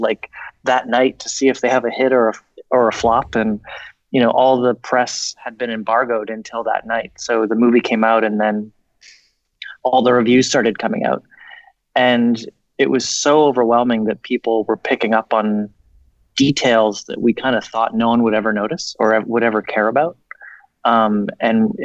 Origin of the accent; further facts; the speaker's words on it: Canada; I was born in Canada and didn't go to film school